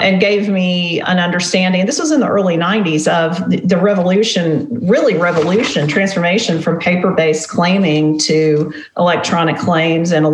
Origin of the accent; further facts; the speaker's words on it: Tennessee and North Carolina, Southeast, United States; now in Nashville, United States; I grew up in the Southeast. I grew up in Tennessee and North Carolina, and my dad was a preacher